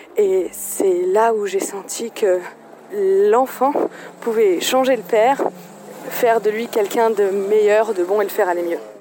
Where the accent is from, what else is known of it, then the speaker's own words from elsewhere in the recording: Algeria; moved away as an adult; now in France; je suis née en Algérie, j'ai grandi en Algérie jusqu'à mes 24 ans